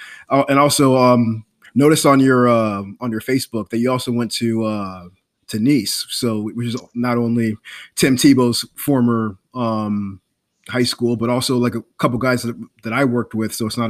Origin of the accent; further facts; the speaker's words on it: South Florida, United States; I'm from South Florida. I live down here again